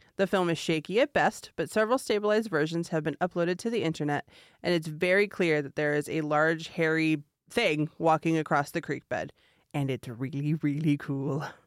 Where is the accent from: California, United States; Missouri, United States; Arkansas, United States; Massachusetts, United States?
California, United States; moved away; my home state of California